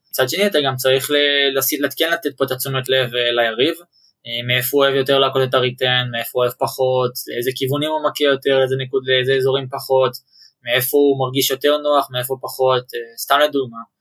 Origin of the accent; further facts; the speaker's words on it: Ra'anana, Central District, Israel; also born or lived in Ramat HaSharon; גדלתי ברעננה